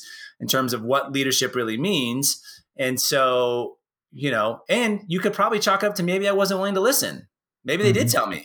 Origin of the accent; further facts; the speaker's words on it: Portland, United States; also born or lived in San Jose / Staten Island / Tokyo, Japan / Perth, Australia; now in Bend, Oregon, United States; I grew up in Portland